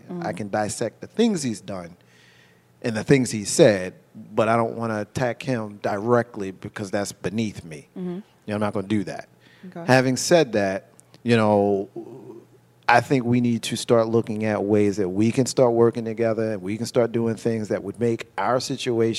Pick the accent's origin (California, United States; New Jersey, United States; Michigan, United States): New Jersey, United States; Jersey City; I grew up in Jersey City, New Jersey